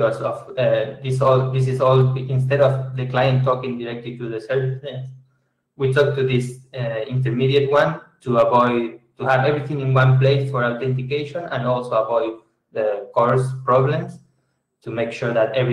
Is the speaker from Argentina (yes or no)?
yes; Argentina; I'm from Argentina.